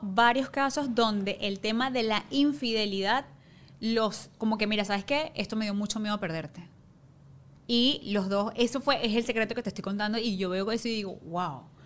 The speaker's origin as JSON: {"language": "Spanish", "town": "Ciudad Guayana", "region": "Bolívar", "country": "Venezuela", "tie": "born or raised there", "moved": "as an adult", "lives_now": "Caracas, Venezuela", "said": "vivía en Guayana"}